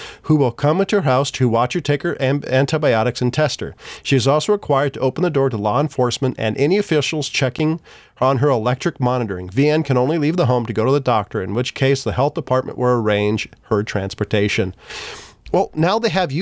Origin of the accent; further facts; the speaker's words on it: United States; I'm American